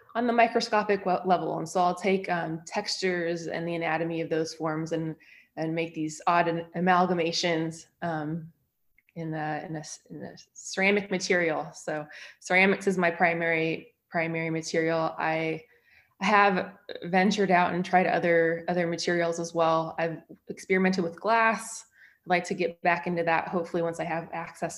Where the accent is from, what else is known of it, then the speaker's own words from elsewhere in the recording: San Francisco Bay Area, California, United States; now in Utah, United States; I am originally from the San Francisco Bay Area in California